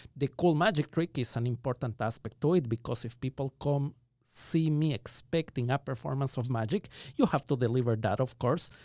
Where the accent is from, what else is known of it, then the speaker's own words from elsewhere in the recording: Ecuador; moved away as an adult; now in Los Angeles, United States; I was born and raised in Ecuador. That explains the accent